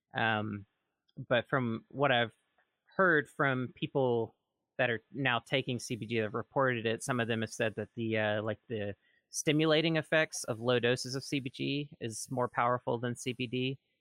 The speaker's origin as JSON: {"language": "English", "region": "rural Mississippi", "country": "United States", "tie": "born or raised there", "said": "where I'm from, in my little town, in rural Mississippi"}